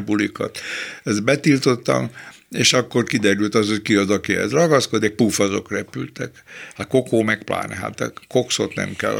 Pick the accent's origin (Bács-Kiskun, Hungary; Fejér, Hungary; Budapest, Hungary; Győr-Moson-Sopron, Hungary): Budapest, Hungary; accent: Kőbánya slang; én kőbányai vagyok, és a kőbányai szlengel az az anyanyelvem